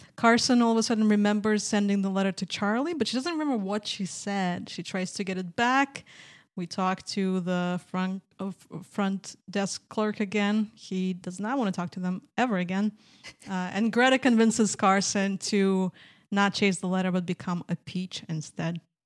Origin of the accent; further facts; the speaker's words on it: Minsk, Belarus; moved away; I'm from Minsk, Belarus